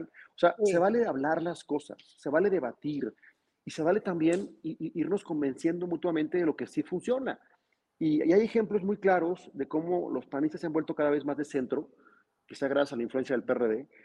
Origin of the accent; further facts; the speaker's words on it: Mexico; pero al final todos somos mexicanos, a todos nos importa nuestro país, todos amamos este país